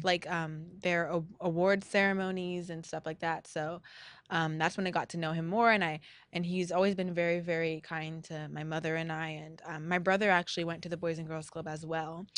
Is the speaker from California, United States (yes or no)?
yes; La Habra, California, United States; my La Habra roots